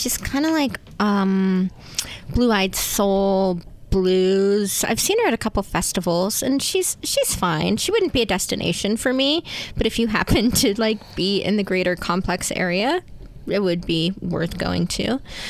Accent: Ohio, United States; moved away; my Ohio hometown

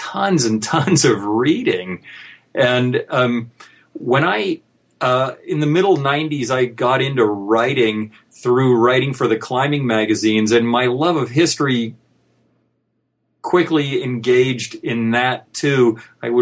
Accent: Goleta, California, United States; I grew up in Goleta, California, which is next to Santa Barbara

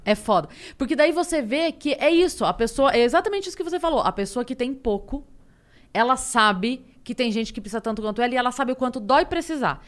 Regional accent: Sorocaba, São Paulo, Brazil; eu sou de Sorocaba

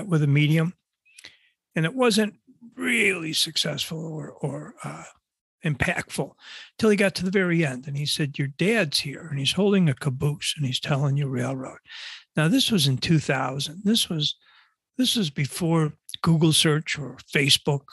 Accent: Buffalo, New York, United States; now in North Shore of Chicago, United States; I grew up in Buffalo, New York, and a big Buffalo Bills fan

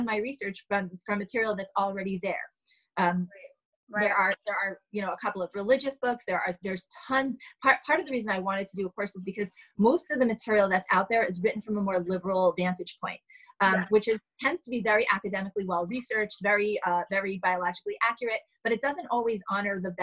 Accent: New York City, New York, United States; I grew up in Manhattan

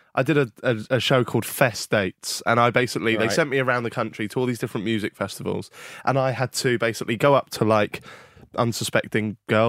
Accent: Norwich, East of England, United Kingdom; I'm from Norwich

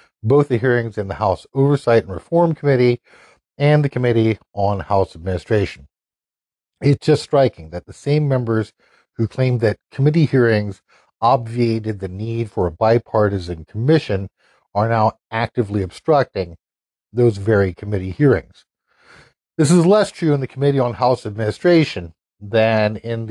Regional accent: North Carolina, United States; based here in my home state of North Carolina

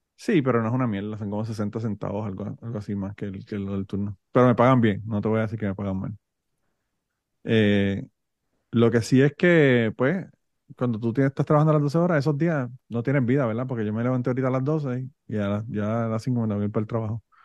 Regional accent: Puerto Rico; born or raised there; now in United States

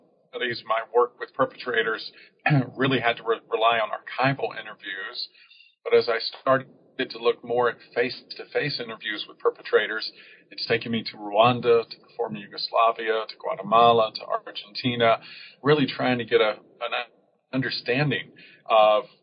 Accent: Georgia, United States; I'm a child of the South. I was born and raised in Georgia

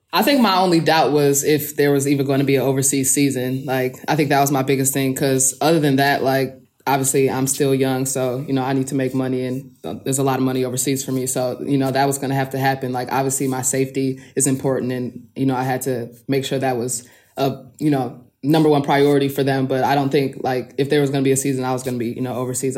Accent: Midwest, United States; moved away as an adult; also born or lived in Turkey; now in Kursk, Russia; I'm from the Midwest

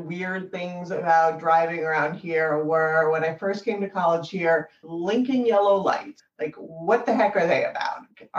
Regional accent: an hour north of New York City, United States; moved away as an adult; now in Boston, United States; I grew up in New York City or an hour north of New York City originally. I came up here for college. I never left.

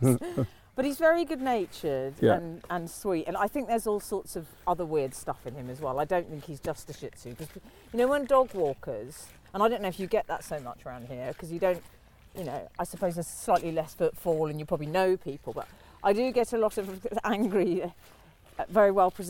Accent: London, United Kingdom; I grew up in North London, so I'm familiar with the Barnet Odeon.

